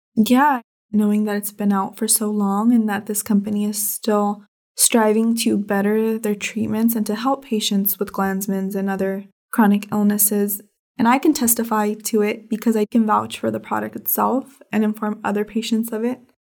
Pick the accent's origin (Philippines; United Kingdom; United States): United States; Red Bluff, California; I was born in Red Bluff, California, which is a tiny little town in Northern California.